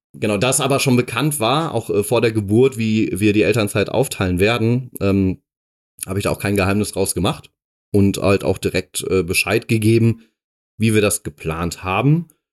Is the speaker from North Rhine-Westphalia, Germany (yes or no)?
yes; Dortmund, North Rhine-Westphalia, Germany; moved away; ich komme aus Dortmund ursprünglich. Genau. bin da äh, geboren und aufgewachsen